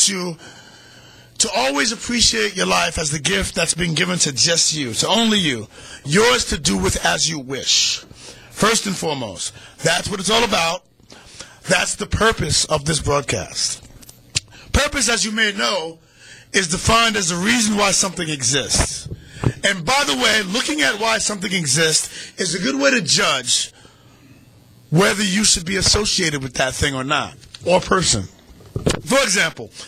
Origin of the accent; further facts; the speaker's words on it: New York City, New York, United States; my hometown of Harlem